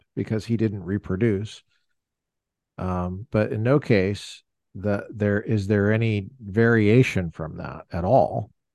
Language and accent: English; Colorado, United States; I grew up in Colorado.